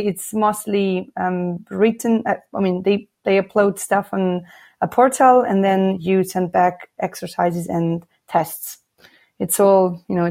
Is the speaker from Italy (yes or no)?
yes; Milan, Lombardy, Italy; moved away as an adult; also born or lived in Switzerland / Thailand / Laos / Cambodia; I was born and raised in Milan, in Italy